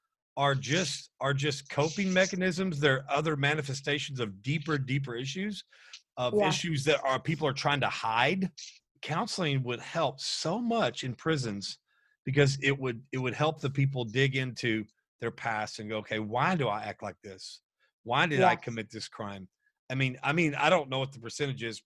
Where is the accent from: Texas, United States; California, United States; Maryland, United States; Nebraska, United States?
Texas, United States; As a Texan